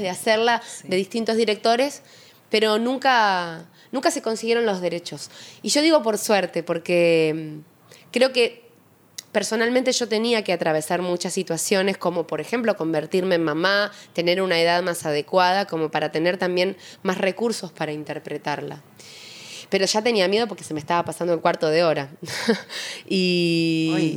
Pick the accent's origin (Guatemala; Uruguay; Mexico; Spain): Uruguay; moved away as an adult; also born or lived in Argentina; now in Buenos Aires, Argentina; amo mi país, Uruguay, pero claramente vivo hace muchos más años aquí